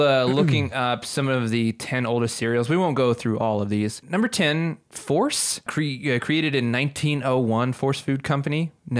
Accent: Oklahoma, United States; Growing up in Oklahoma

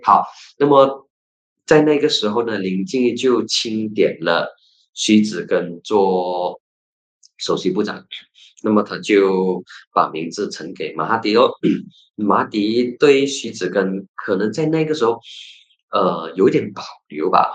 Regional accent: Penang, Malaysia; 我本身是来自槟城

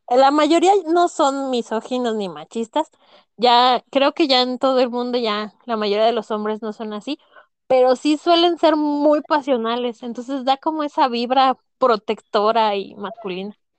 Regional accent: Morelia, Michoacán, Mexico; yo que soy de Morelia, soy moreliana.

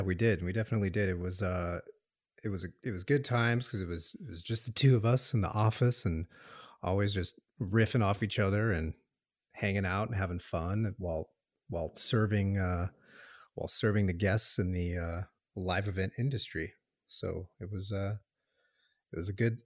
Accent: Tucson, Arizona, United States; also born or lived in Los Angeles, California; originally born in Los Angeles, and um, moved to Arizona, Tucson, Arizona. It's my hometown when I was about two.

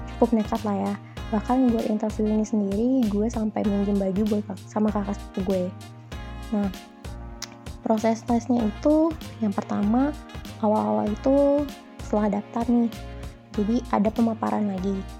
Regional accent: Bandung, West Java, Indonesia; moved away as an adult; now in Jakarta, Indonesia; Gue awalnya dari Bandung, dari lahir, terus TK, SD, SMP, SMA, dan juga kuliah di salah satu kampus di Setiabudi yang juga di Bandung

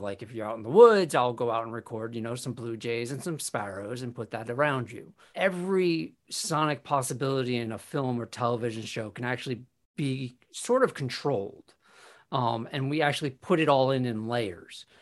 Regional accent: New York, United States; being a New Yorker

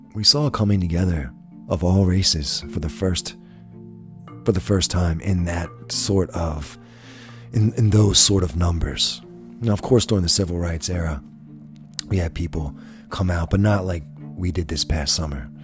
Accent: United States; as an American people

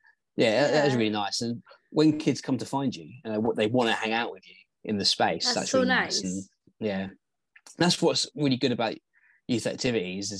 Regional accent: England, United Kingdom

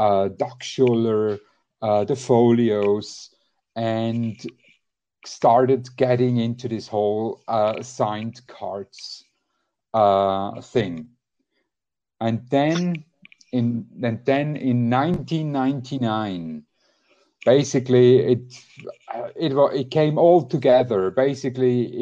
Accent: Switzerland; I'm from Switzerland, 42 years old, married

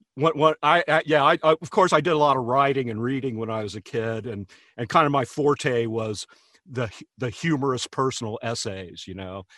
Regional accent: Hamilton, Ohio, United States; a little celebrity in my hometown, um, you know, outside of Hamilton, nobody knew who I was.

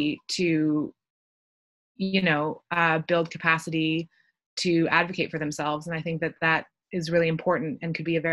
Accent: Canada; accent: Canadian; if you can't tell from my accent, I'm from Canada

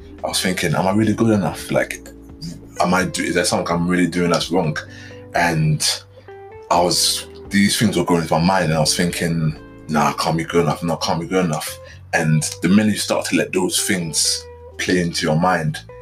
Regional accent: London, United Kingdom; being a young black guy, especially growing up in London

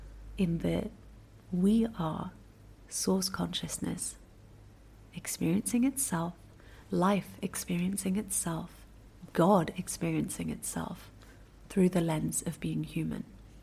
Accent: Singapore; born there; Where was I born? I was born in Singapore.

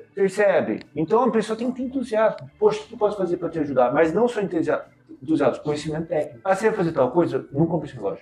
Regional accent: Brazil; Eu sou brasileiro

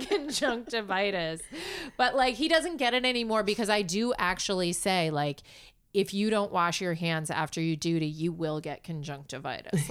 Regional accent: New York City, New York, United States; I grew up in New York City.

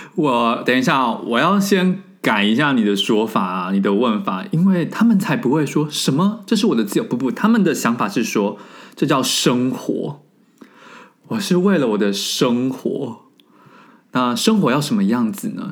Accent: Taiwan; moved away as an adult; now in France; 虽然我人在法国，但是我不得不说从三月以来到现在，我非常以身为台湾人的身份自豪

